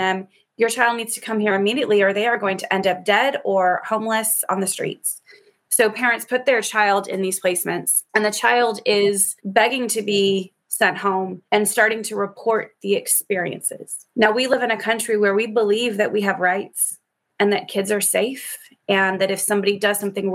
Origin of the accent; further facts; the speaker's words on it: United States; as an American